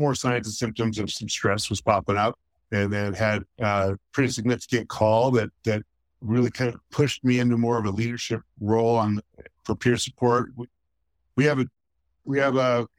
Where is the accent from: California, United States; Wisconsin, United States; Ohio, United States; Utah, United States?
California, United States; Stockton; also born or lived in Sacramento; I grew up in Stockton